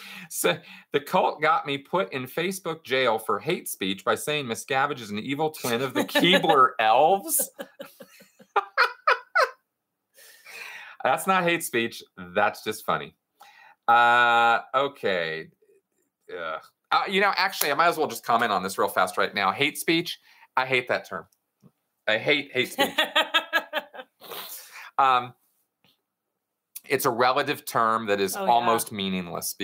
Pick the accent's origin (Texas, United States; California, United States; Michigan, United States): California, United States; Pasadena; also born or lived in Los Angeles; I grew up in Scientology in Los Angeles and grew up in Pasadena